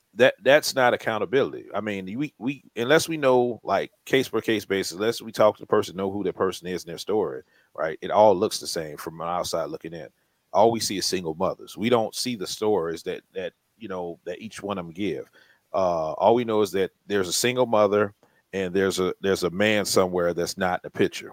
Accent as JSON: {"language": "English", "town": "New Orleans", "region": "Louisiana", "country": "United States", "said": "we're from New Orleans"}